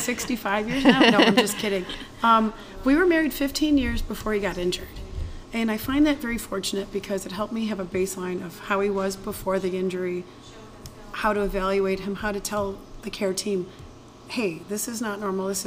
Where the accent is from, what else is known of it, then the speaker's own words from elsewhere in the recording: New York, United States; moved away as an adult; now in Texas, United States; Have lived half my life officially as a New Yorker and half of it now as a Texan